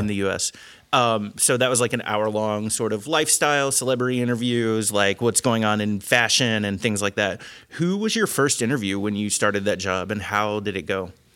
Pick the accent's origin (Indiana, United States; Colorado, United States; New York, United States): Indiana, United States; also born or lived in Cincinnati area; I grew up in Indiana